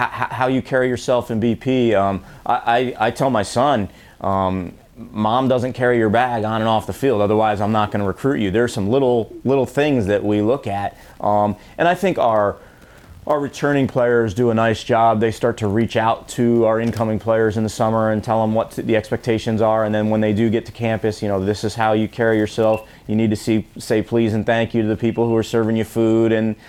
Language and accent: English; New York, United States; also born or lived in Mid-Atlantic / New England / Missouri; I'm actually from New York and spent most of my time in the Mid-Atlantic and New England, and then went out to Missouri just for school, had a great experience, but ended up back home